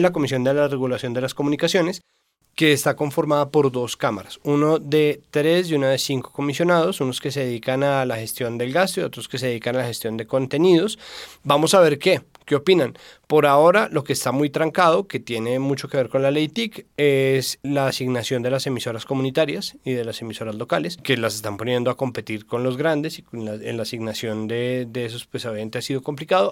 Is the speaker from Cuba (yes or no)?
no; Colombia; nosotros somos muy susceptibles como colombianos